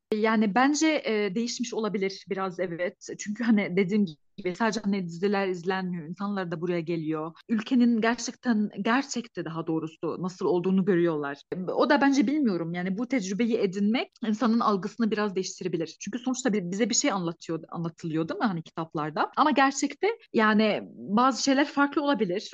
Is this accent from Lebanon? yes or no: yes; Lebanon; Turkish is a second language; moved away as an adult; also born or lived in Kayseri, Turkey; now in Turkey